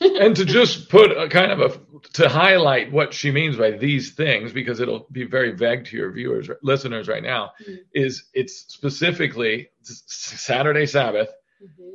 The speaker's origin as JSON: {"language": "English", "town": "Chillicothe", "region": "Ohio", "country": "United States", "tie": "born or raised there", "also_born_or_lived": "New York City / Los Angeles", "moved": "as an adult", "said": "we moved back to my hometown of in Ohio, of Chillicothe, Ohio"}